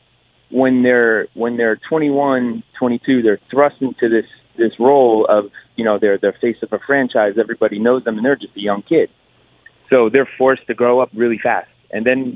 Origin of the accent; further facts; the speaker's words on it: Connecticut, United States; I'm from Connecticut